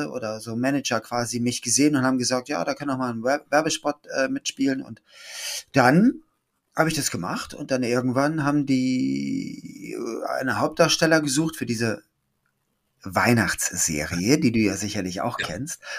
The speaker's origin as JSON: {"language": "German", "region": "Schleswig-Holstein", "country": "Germany", "tie": "born or raised there", "also_born_or_lived": "Hamburg", "said": "… in Hamburg geboren am 9. Mai 68 in Altona und bin aufgewachsen, äh, aber dann in Schleswig-Holstein"}